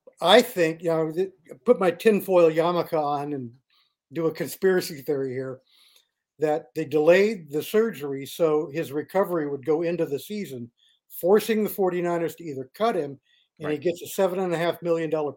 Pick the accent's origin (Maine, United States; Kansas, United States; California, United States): California, United States; Oakland; now in San Leandro, United States; I grew up in the Crestmont area up there.